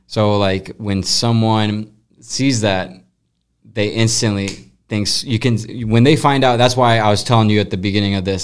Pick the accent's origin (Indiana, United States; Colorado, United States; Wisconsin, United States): Colorado, United States; now in St. Louis, United States; She was grew up 10 minutes away from me, random place in Colorado